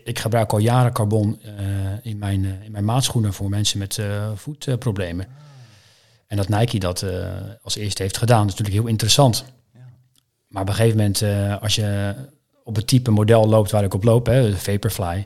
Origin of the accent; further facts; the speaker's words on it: Maassluis, South Holland, Netherlands; Ik ben geboren en getogen in Maasluis woon ik al mijn hele leven.